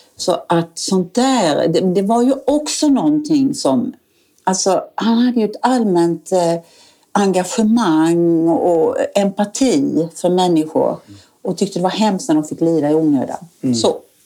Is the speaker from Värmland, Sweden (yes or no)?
no; Falkenberg, Halland County, Sweden; moved away as an adult; also born or lived in Africa / Åland; now in Oskarshamn, Sweden; jag kom från Falkenberg